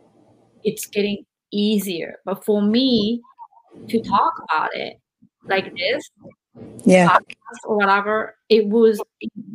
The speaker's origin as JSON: {"language": "English", "country": "Japan", "tie": "born or raised there", "moved": "as an adult", "lives_now": "United States", "said": "So I grew up in Japan"}